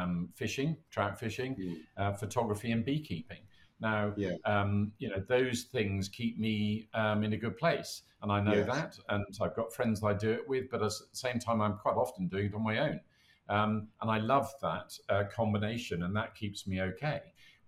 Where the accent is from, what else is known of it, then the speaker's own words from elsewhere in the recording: United Kingdom; We're British.